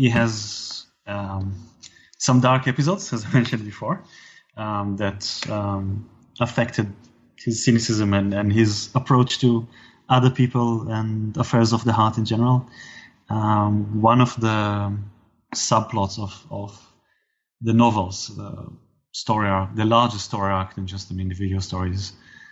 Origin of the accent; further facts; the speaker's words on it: Israel; growing up in Israel